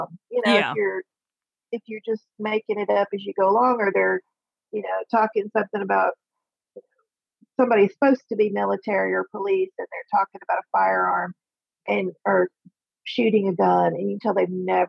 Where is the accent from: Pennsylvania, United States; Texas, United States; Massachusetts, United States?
Texas, United States; South; moved away as an adult; also born or lived in East Coast; I grew up in South Texas. So I heard it all my life.